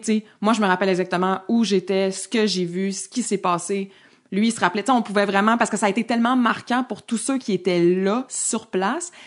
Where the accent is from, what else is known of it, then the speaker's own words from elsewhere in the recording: Montreal, Quebec, Canada; also born or lived in Saguenay; je viens de l'Est de Montréal. Je viens de Tétroville.